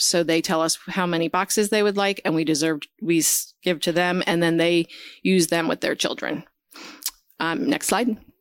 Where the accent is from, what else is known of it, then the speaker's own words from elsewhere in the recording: New Jersey, United States; So I grew up in New Jersey.